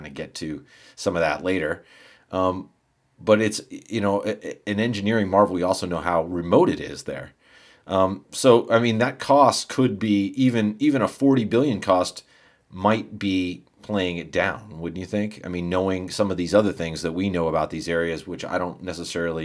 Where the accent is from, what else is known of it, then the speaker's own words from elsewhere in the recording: United States; I'm American